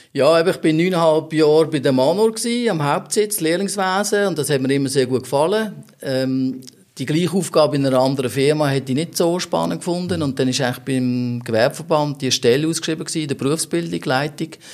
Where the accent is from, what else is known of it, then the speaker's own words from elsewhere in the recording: Wettingen, Aargau, Switzerland; bin dort äh, auch aufgewachsen im Ort